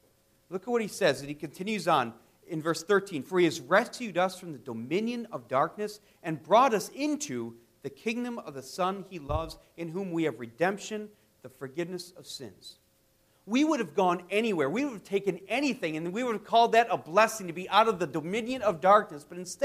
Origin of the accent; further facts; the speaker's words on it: United States; I was born a citizen of the United States.